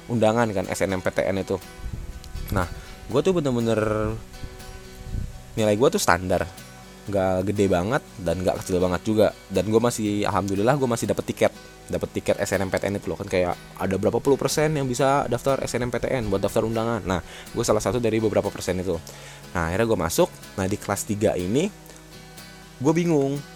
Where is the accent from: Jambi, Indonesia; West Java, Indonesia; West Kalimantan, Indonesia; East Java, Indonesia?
West Java, Indonesia; Bogor; also born or lived in Jakarta / Bekasi; jadi gue itu kan anak Bogor gue berasal dari Bogor walau ya gue gede di Bogor karena ya dulu gue pindah-pindah dari Jakarta ke Bekasi